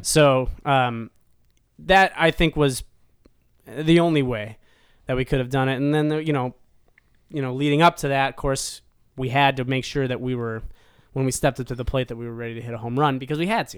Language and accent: English; Cleveland, Ohio, United States; born or raised there; now in Nashville, United States